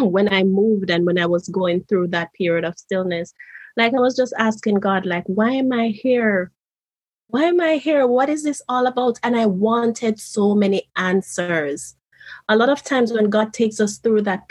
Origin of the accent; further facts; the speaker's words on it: Jamaica; moved away as an adult; now in Japan; here I was moving from Jamaica to Japan.